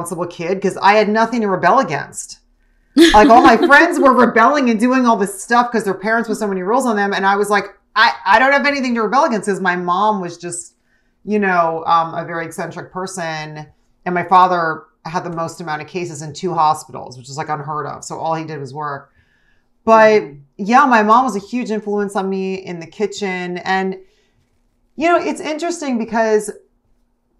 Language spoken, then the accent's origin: English; New Jersey, United States; youngest of five kids growing up in Jersey